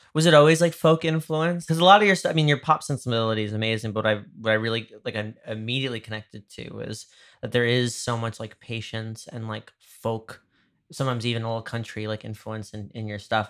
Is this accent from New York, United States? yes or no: yes; Dobbs Ferry, New York, United States; moved away; my hometown, uh, I'm from, like, like, the river towns in Westchester